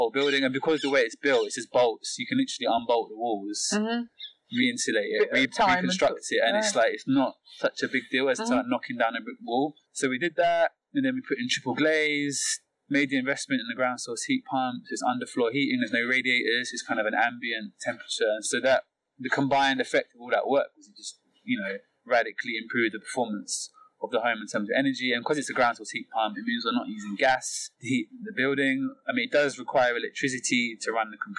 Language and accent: English; London, United Kingdom; as a Londoner